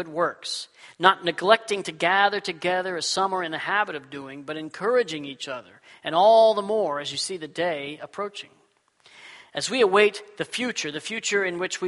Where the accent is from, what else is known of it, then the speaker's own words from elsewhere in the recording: Texas, United States; now in Washington, United States; When I was a kid, I grew up in Texas